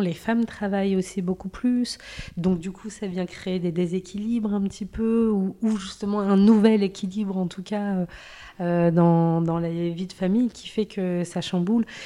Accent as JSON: {"language": "French", "country": "France", "also_born_or_lived": "Morocco", "said": "moi qui suis euh, franco-marocaine"}